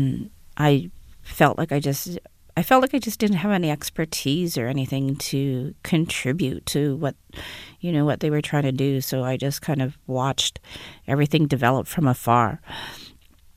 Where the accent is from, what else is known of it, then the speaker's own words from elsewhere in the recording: Winnipeg, Manitoba, Canada; I'm from Winnipeg